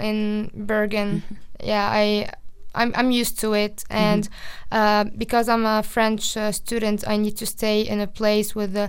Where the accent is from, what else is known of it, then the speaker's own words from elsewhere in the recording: Alexandria, Alexandria Governorate, Egypt; moved away as an adult; now in Norway; I'm from Alexandria.